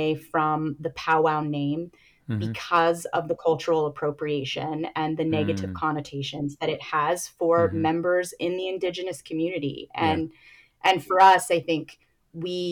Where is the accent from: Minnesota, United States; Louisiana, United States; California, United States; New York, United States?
California, United States; San Jose; also born or lived in Philadelphia; my hometown